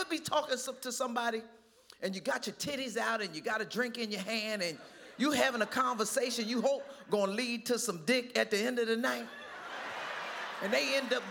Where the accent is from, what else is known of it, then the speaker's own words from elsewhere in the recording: Trenton, New Jersey, United States; I'm from Trenton, New Jersey. And when we were growing up in New Jersey